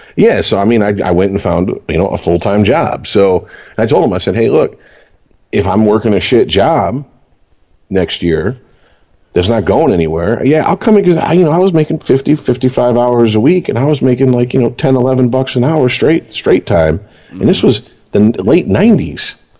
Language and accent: English; Michigan, United States; we're from Michigan